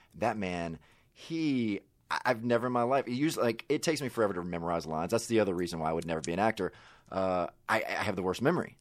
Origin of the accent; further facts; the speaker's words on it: Mississippi, United States; moved away; I grew up in Mississippi